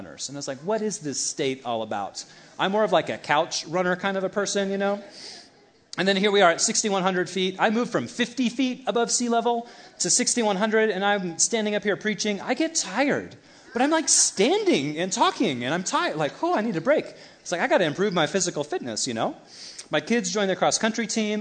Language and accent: English; United States; American Christians or Element Church Christians